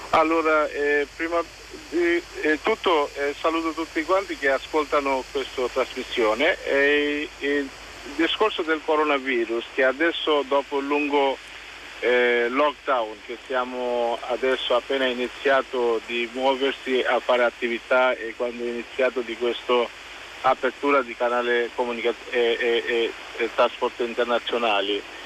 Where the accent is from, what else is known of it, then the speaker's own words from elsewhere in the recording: Bangladesh; Italian is a second language; now in Italy; in Bangladesh in questo momento stiamo vivendo una situazione molto drammatica